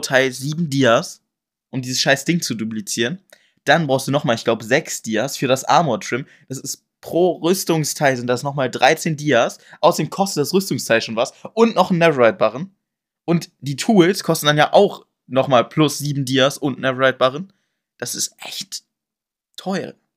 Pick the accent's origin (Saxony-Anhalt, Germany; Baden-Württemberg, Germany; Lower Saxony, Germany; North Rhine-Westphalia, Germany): Lower Saxony, Germany; Braunschweig; born or raised there